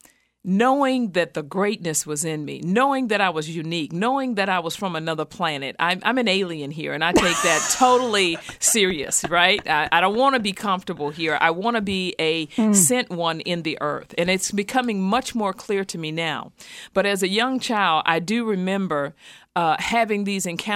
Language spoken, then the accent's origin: English; Houston, Texas, United States; How I grew up. I was born in Houston, Texas.